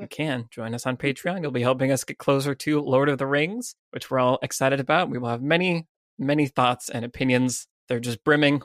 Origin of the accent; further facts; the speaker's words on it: United States; as an American